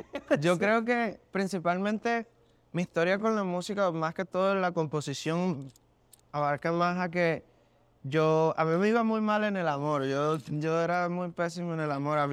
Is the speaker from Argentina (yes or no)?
no; Barranquilla, Atlántico, Colombia; also born or lived in Maracay, Venezuela; yo me crié en, en, Maracay, Venezuela, como hasta los nueve años, que fue que ya me fui para mi ciudad natal, que es Barranquilla, yo nací en Barranquilla